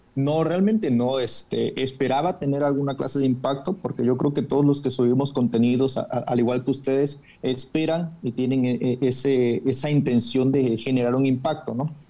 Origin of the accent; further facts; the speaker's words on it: Chiapas, Mexico; yo soy de Chiapas